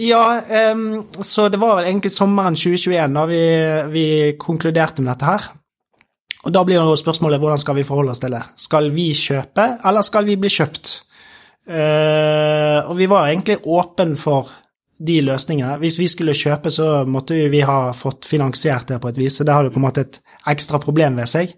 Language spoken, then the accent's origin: Norwegian; Bergen, Vestland, Norway; i Bergen, min hjemby